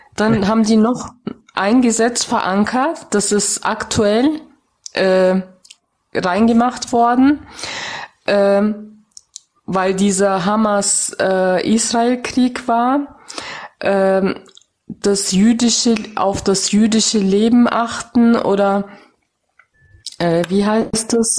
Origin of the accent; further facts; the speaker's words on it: Germany; ich bin in Deutschland geboren, aufgewachsen